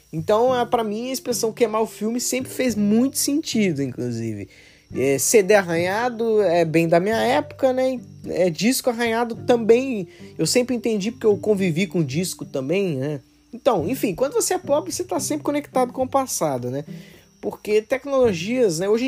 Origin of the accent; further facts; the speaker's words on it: Betim, Minas Gerais, Brazil; porque eu sou de Betim. Betim é uma cidade industrial